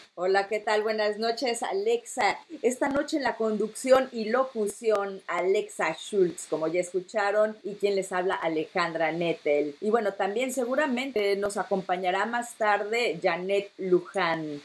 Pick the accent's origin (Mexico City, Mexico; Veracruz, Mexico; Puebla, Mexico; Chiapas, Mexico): Mexico City, Mexico; now in Netherlands; soy de la capital, yo soy de la Ciudad de México